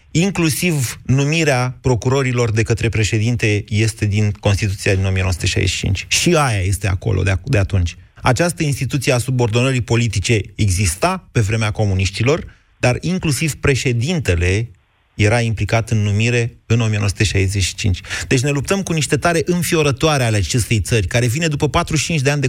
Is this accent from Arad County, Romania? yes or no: no; Sibiu, Sibiu County, Romania; Sibiu. Da.